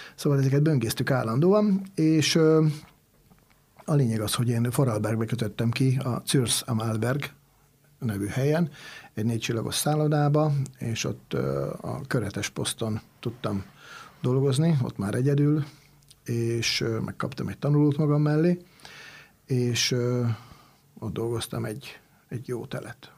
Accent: Hungary; also born or lived in Italy; én Magyarországról

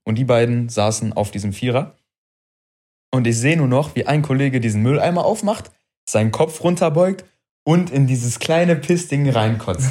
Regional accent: Wuppertal, North Rhine-Westphalia, Germany; also born or lived in Frankfurt, Hesse; ich bin Wuppertaler, aber ich bin nach Wuppertal gezogen im jungen Alter. Und, ähm, dann, also ich war im Grundschulalter und dann hieß es irgendwann, ja, wir ziehen um. Also ich komme aus Frankfurt

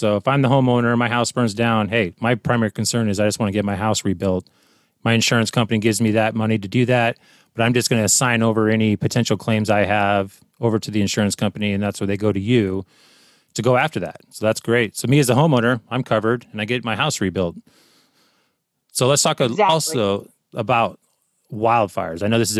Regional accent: Sacramento, California, United States; so I grew up in Sacramento.

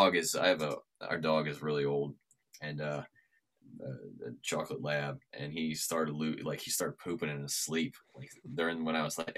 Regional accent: St. Louis, Missouri, United States; moved away; I'm from St. Louis

